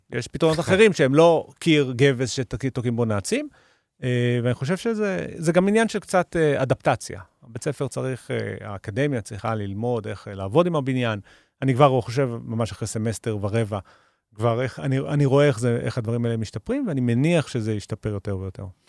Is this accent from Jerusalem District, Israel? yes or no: yes; Jerusalem, Jerusalem District, Israel; אני ליטרלי נולדתי 500 מטר מהאתר